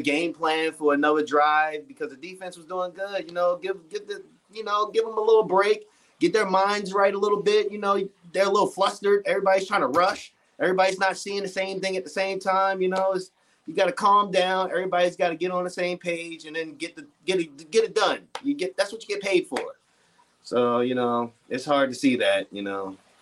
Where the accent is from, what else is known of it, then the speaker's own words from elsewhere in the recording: Baltimore, Maryland, United States; now in Rockville, United States; I'm from Baltimore